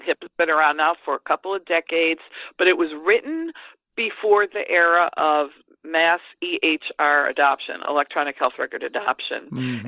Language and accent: English; United States; as an American